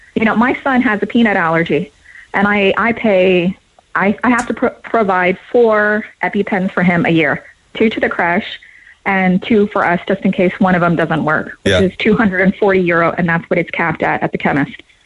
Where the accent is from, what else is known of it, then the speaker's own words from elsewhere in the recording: United States; moved away as an adult; now in Cork, Ireland; I'm American, but I've lived here for um, seven years now.